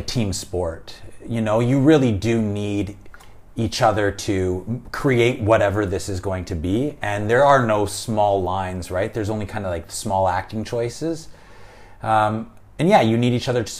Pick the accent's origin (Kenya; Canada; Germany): Canada; I'm Canadian